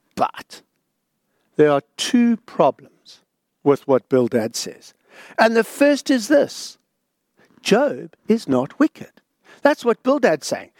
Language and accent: English; South Africa; now in Australia; growing up in South Africa, I, I'd never been to a mosque before